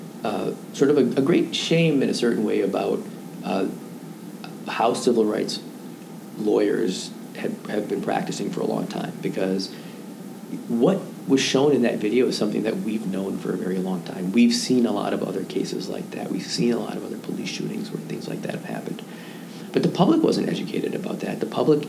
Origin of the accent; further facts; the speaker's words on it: Madison, Wisconsin, United States; now in Chicago, United States; my hometown, Madison, Wisconsin